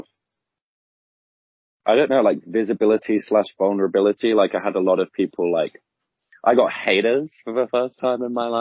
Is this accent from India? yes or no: no; United Kingdom; moved away as an adult; now in New Zealand; I'm like a British backpacker who's here during COVID times.